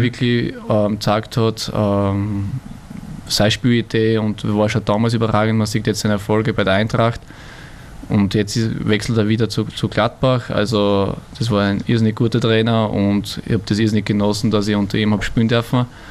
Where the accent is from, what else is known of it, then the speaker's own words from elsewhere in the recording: Burgenland, Austria; also born or lived in Vienna; gebürtiger Wiener, ich fühle mich da eher als Burgenländer